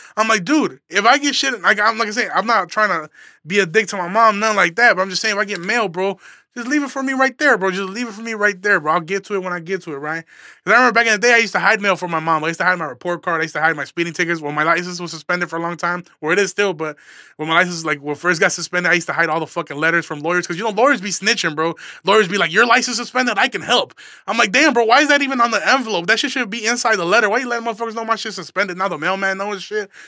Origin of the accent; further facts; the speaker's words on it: Aurora, Illinois, United States; I'm a comedian from Aurora, Illinois.